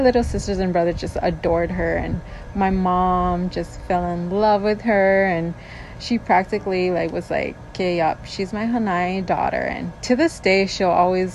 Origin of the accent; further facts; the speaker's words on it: Molokai, Hawaii, United States; also born or lived in Maui, Hawaii; I'm originally from Molokai, but moved to Maui when I was 12 with my ohana